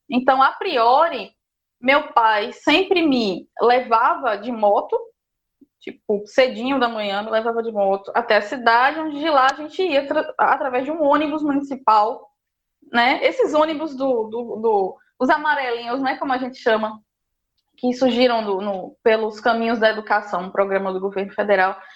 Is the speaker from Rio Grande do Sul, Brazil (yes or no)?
no; São Sebastião de Lagoa de Roça, Paraíba, Brazil; moved away as an adult; also born or lived in Esperança, Paraíba / João Pessoa, Paraíba; now in Bahia, Brazil; eu sou natural da cidade de Esperança, na Paraíba